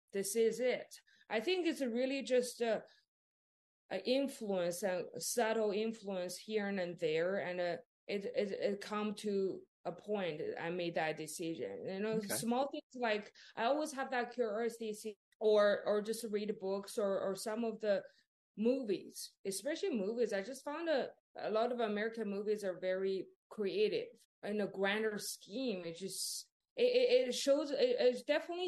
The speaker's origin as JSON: {"language": "English", "region": "Northeast China", "country": "China", "tie": "born or raised there", "also_born_or_lived": "Waco, Texas", "second_language": "English", "moved": "as an adult", "lives_now": "United States", "said": "I grew up in China, the northeast side of China. A small town, but a lot of people"}